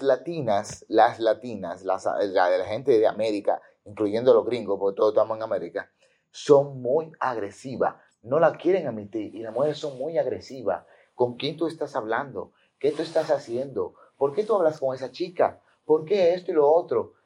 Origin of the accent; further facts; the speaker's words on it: Dominican Republic; Yo me quedé, como todo dominicano